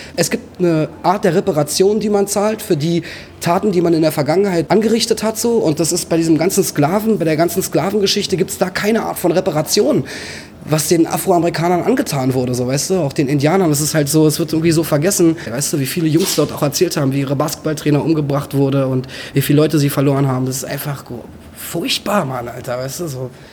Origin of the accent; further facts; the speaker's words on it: Berlin, Germany; ich bin halt in Berlin aufgewachsen